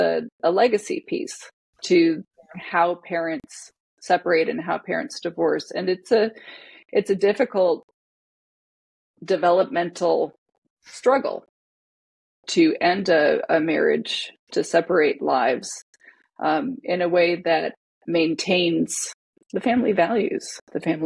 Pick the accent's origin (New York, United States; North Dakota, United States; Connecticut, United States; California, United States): Connecticut, United States; now in Seattle, United States; I'm Hawaiian. I grew up in Connecticut.